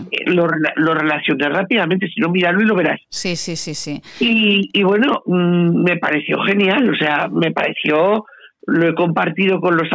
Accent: Zaragoza, Aragon, Spain; soy nacida en el centro de la ciudad, nací en la Plaza de Sas

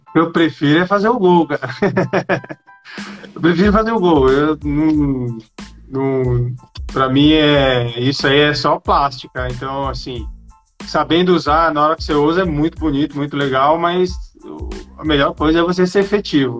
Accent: São Paulo, Brazil; moved away; also born or lived in São Bernardo do Campo; Eu nasci aqui em São Paulo. Tô morando até perto de onde eu nasci

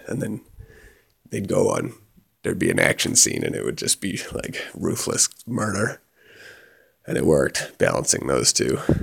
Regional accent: Canada; moved away; growing up in Canada, it's like the cowboy was the archetypal hero

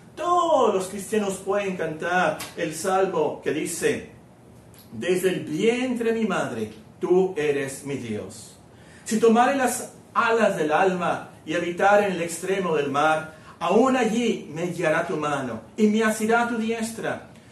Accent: Hermosillo, Sonora, Mexico; also born or lived in Guerrero, Mexico / Culiacán, Sinaloa, Mexico; yo, yo nací en, en Guerrero, luego fuimos a Sinaloa, a Culiacán, Sinaloa, y luego nos venimos a Hermosillo

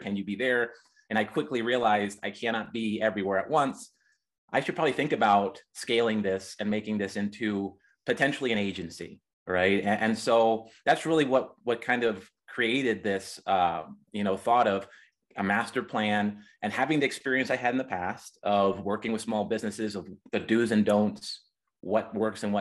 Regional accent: Reading, Pennsylvania, United States; moved away as an adult; now in Colorado, United States; I'm originally from Pennsylvania, Reading, Pennsylvania, the Reading Railroad and Monopoly Board, that's where I was born

